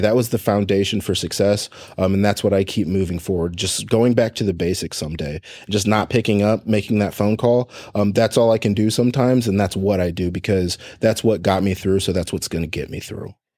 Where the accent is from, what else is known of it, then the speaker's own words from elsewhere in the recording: Fort Wayne, Indiana, United States; I was, I was born in Indianapolis, um, adopted to a family in Fort Wayne, Indiana